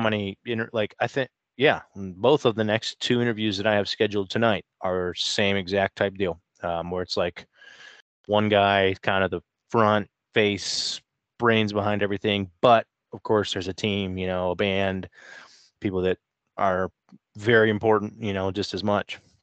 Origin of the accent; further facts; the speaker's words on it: Canton, Ohio, United States; Canton, so, I mean, I'm, I'm born and raised in Ohio